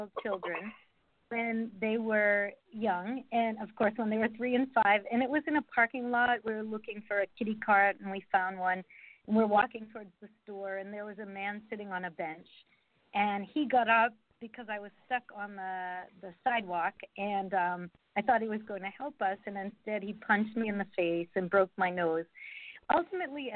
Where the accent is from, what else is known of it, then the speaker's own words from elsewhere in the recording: Massachusetts, United States; now in Georgia, United States; I'm from Massachusetts in a small town, and there was not much diversity